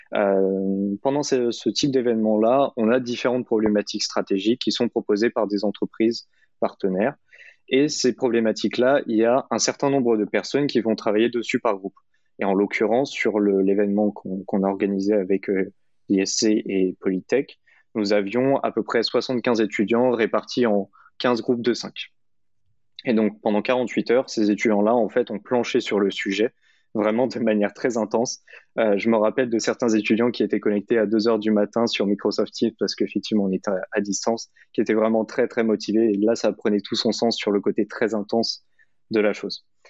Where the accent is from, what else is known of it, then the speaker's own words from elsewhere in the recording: Orléans, Centre-Val de Loire, France; now in Paris, France; Et personnellement, je suis orléanais. Historiquement, je suis né à Orléans. J'ai fait une partie de ma scolarité à Orléans, donc ça me paraissait normal de revenir à, mes racines orléanaises